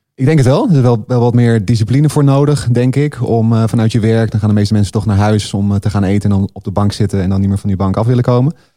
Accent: Laren, North Holland, Netherlands; de sportschool in de plaatsje Laren, waar ik opgroeide

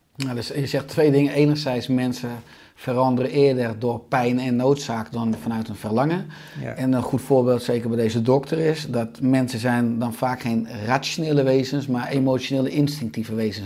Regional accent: Beverwijk, North Holland, Netherlands; in Beverwijk waar ik opgroeide

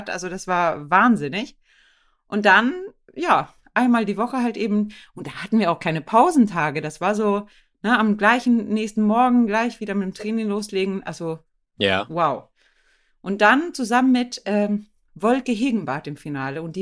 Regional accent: Sweden; German is a second language; moved away as an adult; now in Germany; konnte ich auch nicht wirklich gut Deutsch. Ich bin ja äh, aus Schweden ähm

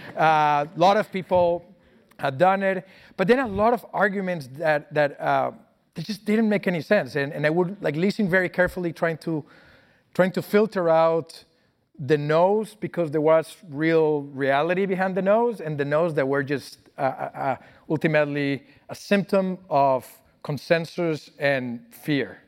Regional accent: Colombia; moved away; also born or lived in Brazil; I grew up in Colombia.

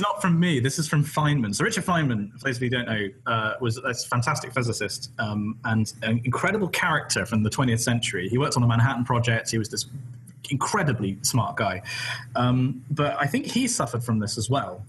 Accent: West Country, South West England, United Kingdom; I'm from the West Country and English isn't like my first language.

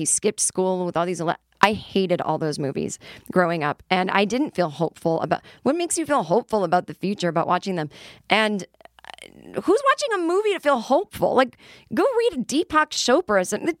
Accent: Illinois, United States; As a kid growing up in the Chicago suburbs who often visited friends in white households

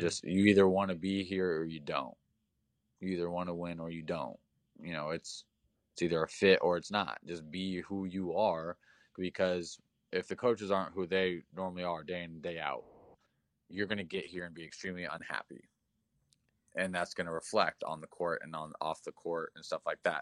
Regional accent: Indiana, United States; also born or lived in Nebraska; I'm from Indiana

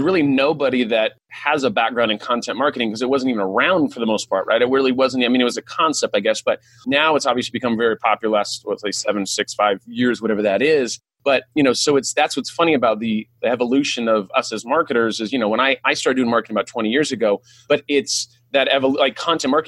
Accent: California, United States; first language English; I'm like from California

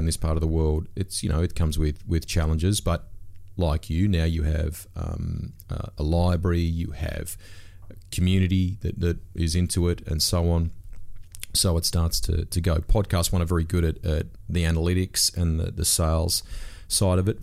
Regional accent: Sydney, New South Wales, Australia; I grew up in Sydney's Northwest

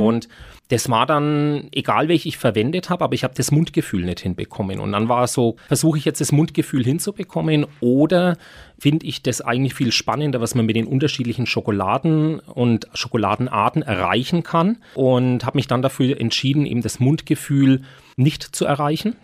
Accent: Nuremberg, Bavaria, Germany; als geborener Nürnberger und Konditormeister in Nürnberg und schon immer mit dem Lebkuchen groß geworden

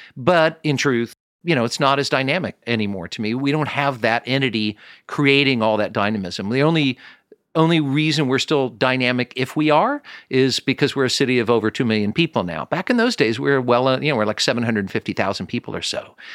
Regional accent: Kansas City, Missouri, United States; I'm from Kansas City.

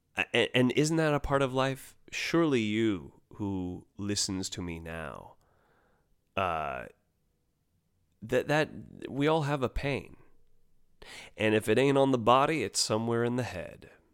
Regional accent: United States; as an American kid

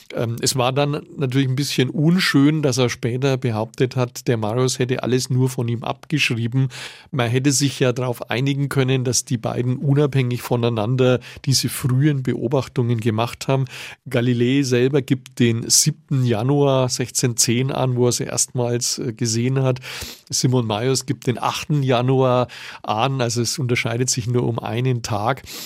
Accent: Nuremberg, Bavaria, Germany; als Nürnberger

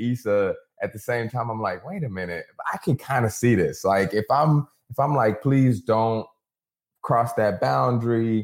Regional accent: near Galveston, Texas, United States; Galveston, Texas, about 30 minutes outside of where I grew up

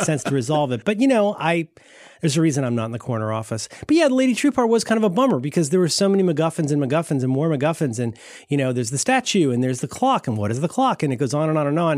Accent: Ohio, United States; I'm from Ohio

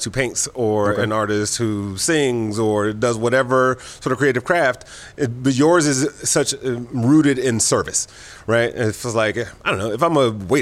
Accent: Midwest, United States; now in Los Angeles, United States; I grew up in the Midwest.

